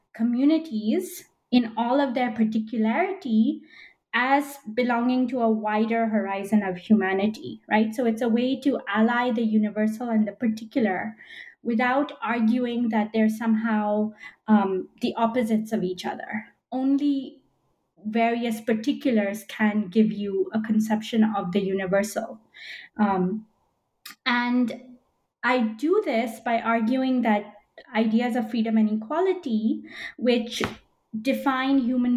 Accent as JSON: {"language": "English", "country": "Belgium", "tie": "born or raised there", "also_born_or_lived": "United States / United Kingdom", "moved": "as an adult", "said": "So I'm of Indian origin, but I was born in Belgium. I'm still a Belgian citizen as well as an American citizen. And I've lived in Belgium, the US, and the UK."}